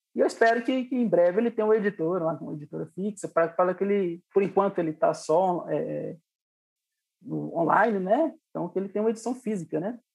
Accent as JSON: {"language": "Portuguese", "town": "Lagoa Santa", "region": "Minas Gerais", "country": "Brazil", "tie": "born or raised there", "also_born_or_lived": "Itabira, Minas Gerais", "said": "eu nasci em Itabira, Minas Gerais, né? Na cidade de Itabira, terra do Drummond, e vim pra, pra Lagoa Santa ainda muito novo"}